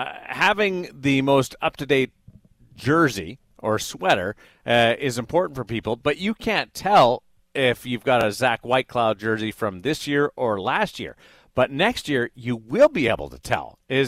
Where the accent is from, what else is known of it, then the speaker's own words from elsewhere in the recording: Canada; So Eliot makes fun of me because as a Canadian, I call it the sweater patch.